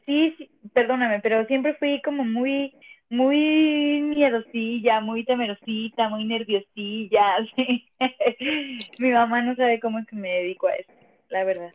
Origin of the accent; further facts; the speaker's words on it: Mexico City, Mexico; Soy chilanga, siempre he vivido acá, nunca me he ido a vivir a otro lado, siempre está en la Ciudad de México